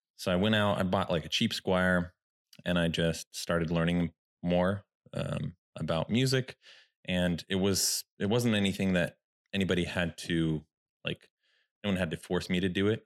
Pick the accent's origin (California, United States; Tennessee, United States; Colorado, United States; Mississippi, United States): California, United States; Sacramento; I'm from Sacramento, this is where I was born.